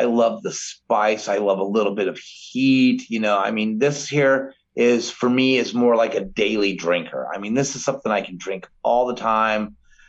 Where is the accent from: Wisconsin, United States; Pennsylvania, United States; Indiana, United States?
Indiana, United States; North Judson; I'm from North Judson, Indiana, and we have the Mint Festival, and even the streets have like mint green lines instead of yellow.